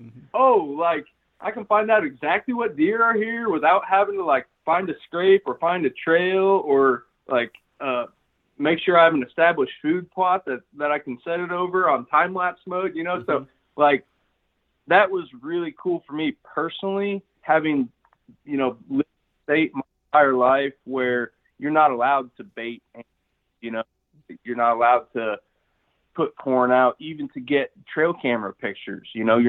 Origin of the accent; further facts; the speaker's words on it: Illinois, United States; also born or lived in Pike County, Illinois; Yeah, I'm from Illinois originally, born and raised in the central part of the state. I lived actually for a while in Pike County, Illinois